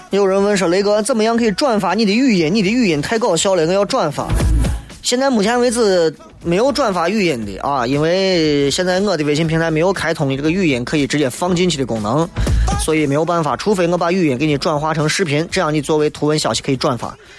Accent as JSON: {"language": "Chinese", "town": "Xi'an", "region": "Shaanxi", "country": "China", "said": "我西安人"}